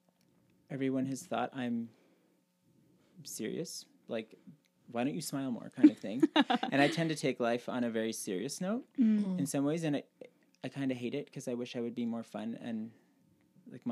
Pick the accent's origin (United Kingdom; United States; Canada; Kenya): Canada; Brussels, Ontario; I grew up just outside of Brussels